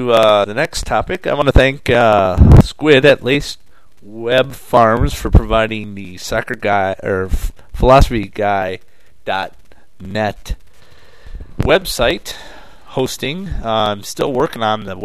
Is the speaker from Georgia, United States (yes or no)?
no; Wisconsin, United States; my home state of Wisconsin